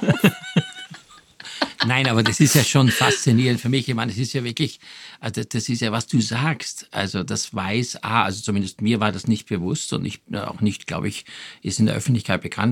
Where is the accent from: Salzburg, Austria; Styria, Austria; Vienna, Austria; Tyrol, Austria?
Styria, Austria; now in Germany; Ich komme ja aus der Steiermark